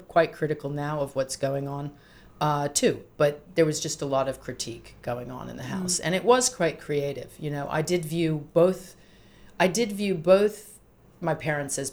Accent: Rhode Island, United States; also born or lived in south of England; I grew up in Rhode Island in the United States

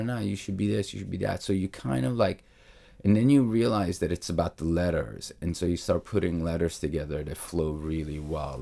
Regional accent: New York, United States; also born or lived in Naples; I grew up in New York in the eighties

